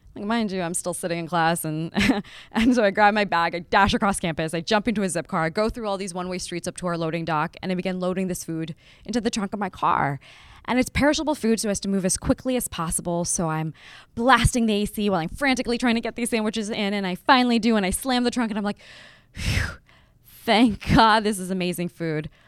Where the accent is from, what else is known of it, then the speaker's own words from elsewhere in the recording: Las Vegas, Nevada, United States; moved away as an adult; also born or lived in Lahore, Pakistan / Berkeley; I was born in Lahore, which is, you know, city in Pakistan. And it was a little too conservative for my family. So they picked us up and they moved us to Las Vegas. And so I grew up in Las Vegas